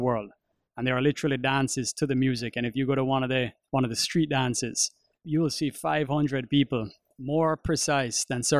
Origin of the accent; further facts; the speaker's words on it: Jamaica; also born or lived in Florida; feel it growing up in Jamaica